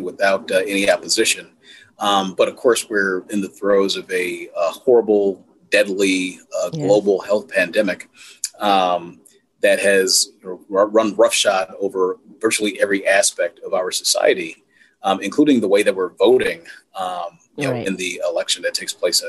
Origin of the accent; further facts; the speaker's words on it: Milwaukee, Wisconsin, United States; my time growing up in Milwaukee